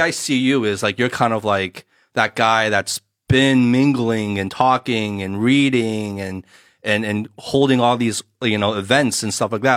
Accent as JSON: {"language": "English", "region": "New Jersey", "country": "United States", "tie": "born or raised there", "moved": "as an adult", "lives_now": "Shanghai, China", "said": "my personal experience growing up in the states"}